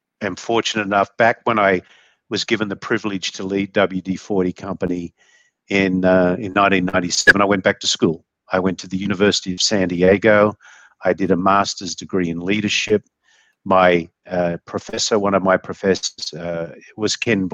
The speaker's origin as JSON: {"language": "English", "country": "Australia", "moved": "yes", "lives_now": "United States", "said": "being an Aussie"}